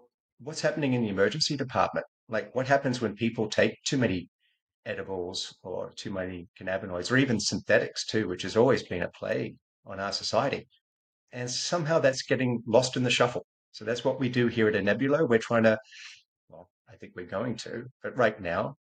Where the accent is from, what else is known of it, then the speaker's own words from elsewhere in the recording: Australia; moved away as an adult; also born or lived in California; I'm Australian born, Australian educated